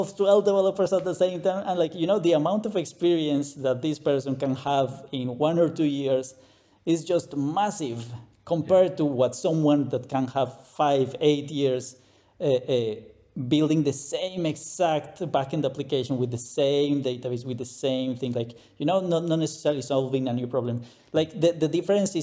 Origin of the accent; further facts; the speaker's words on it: Colombia; English is a second language; moved away as an adult; also born or lived in Saudi Arabia / Bahrain / Dubai; now in Germany; I'm from Colombia, Latin America. That's why the accent